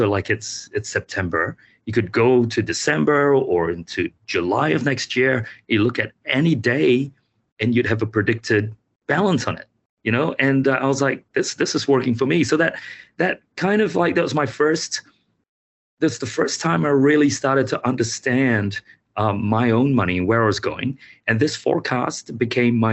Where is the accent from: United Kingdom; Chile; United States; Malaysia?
Malaysia; now in New Zealand; I grew up in Malaysia